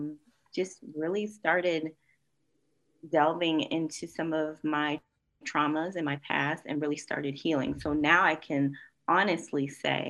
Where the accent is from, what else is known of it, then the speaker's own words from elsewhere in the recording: Springfield, Massachusetts, United States; moved away as an adult; also born or lived in North Carolina; I am originally from Western Massachusetts, Springfield, not Boston